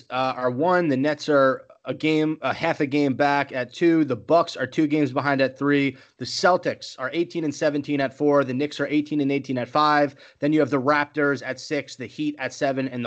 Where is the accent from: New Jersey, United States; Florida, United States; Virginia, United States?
New Jersey, United States; I grew up in New Jersey